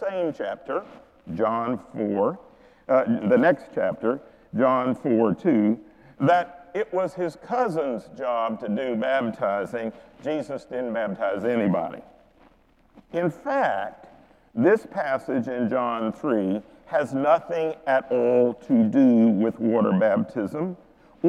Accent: Charlotte, North Carolina, United States; I grew up in Charlotte, North Carolina

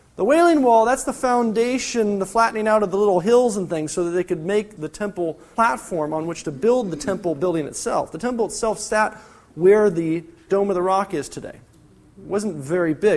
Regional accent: California, United States; I'm from California.

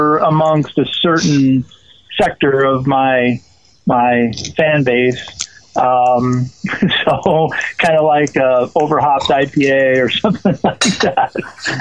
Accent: Southeast Washington, United States; I grew up in Eastern Washington, down in Southeast Washington, amongst all the wheat farms and the buckwheat farms and the like

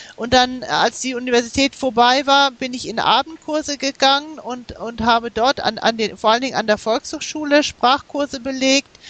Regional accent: Germany; also born or lived in United States; meine Familie, die ist äh, äh, nach Amerika umgezogen, als ich äh, sieben Jahre alt war. Wir, wir haben zwei Jahre in den USA gelebt und dort bin ich auch in die Grundschule gegangen. Und später sind wir nach Deutschland zurückgekehrt

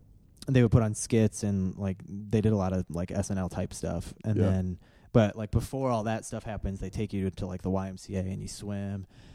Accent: Valparaiso, Indiana, United States; also born or lived in Illinois; here in Indiana. In Valparaiso, Indiana, when I moved here from Illinois, in third grade

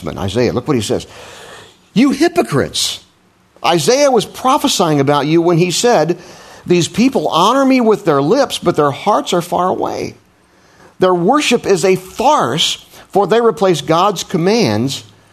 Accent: Midwest, United States; moved away; I was raised in the Midwest, where we have a special way of pronouncing things

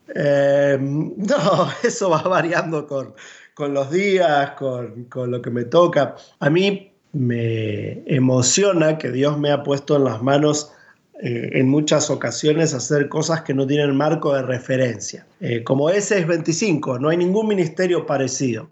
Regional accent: Buenos Aires, Argentina; Me crié en la iglesia en Buenos Aires, eh, nací en la capital federal

